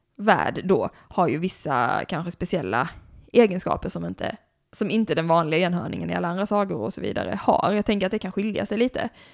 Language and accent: Swedish; Blekinge, Sweden; moved away; Blekinge där jag kommer ifrån, där, är liksom, där har vi ekoxe till exempel i vårt landskapsdjur